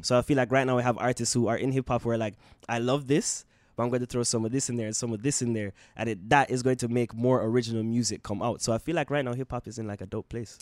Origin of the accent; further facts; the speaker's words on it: Jamaica; now in Canada; growing up in Jamaica